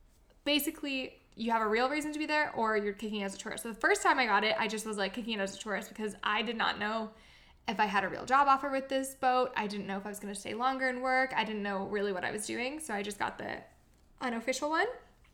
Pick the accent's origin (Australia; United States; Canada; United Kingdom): Canada; moved away as an adult; also born or lived in France; I'm Canadian and my mom is British or half British.